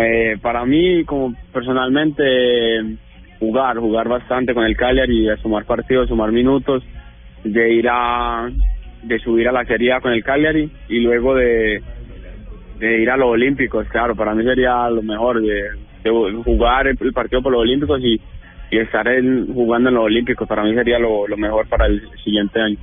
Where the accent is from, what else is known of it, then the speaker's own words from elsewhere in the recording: Colombia; now in Italy; soy colombiano